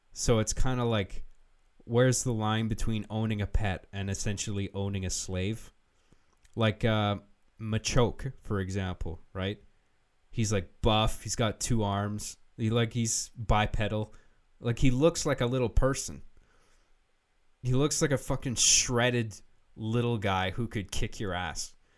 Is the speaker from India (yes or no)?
no; United Kingdom; I'm British